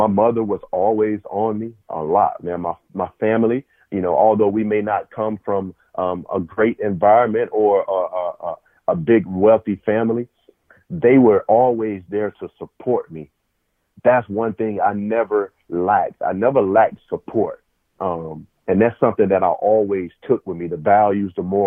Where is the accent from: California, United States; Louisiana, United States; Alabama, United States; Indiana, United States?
Alabama, United States; Phenix City; moved away as an adult; also born or lived in Ohio; I'm from Phenix City, Alabama, a small town